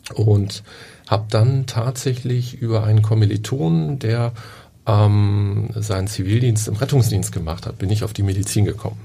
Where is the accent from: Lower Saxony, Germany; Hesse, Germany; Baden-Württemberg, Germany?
Lower Saxony, Germany; Oldenburg; now in Hamburg, Germany; Ich bin in Oldenburg aufgewachsen